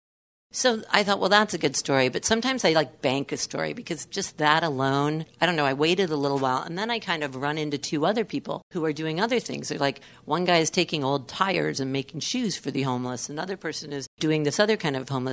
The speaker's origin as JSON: {"language": "English", "region": "Michigan", "country": "United States", "tie": "born or raised there", "moved": "as an adult", "lives_now": "Detroit, United States", "said": "I grew up in Michigan, I hadn't lived in the States in Michigan since I was, 21."}